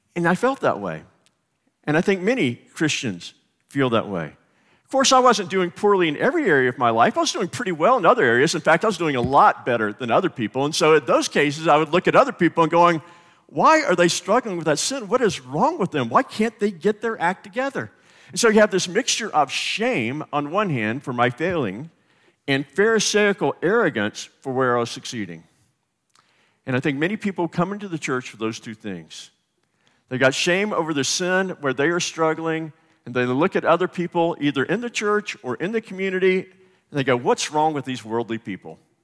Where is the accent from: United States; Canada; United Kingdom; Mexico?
United States; the South; I'm from the South